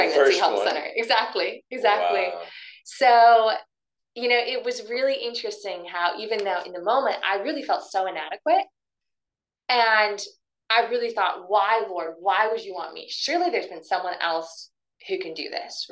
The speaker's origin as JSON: {"language": "English", "region": "Oregon", "country": "United States", "tie": "born or raised there", "also_born_or_lived": "Castle Rock, Colorado", "moved": "as an adult", "said": "I grew up in Oregon"}